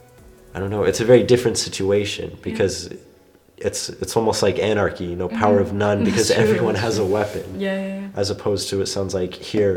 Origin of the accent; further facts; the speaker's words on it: United States; now in Germany; I come from the United States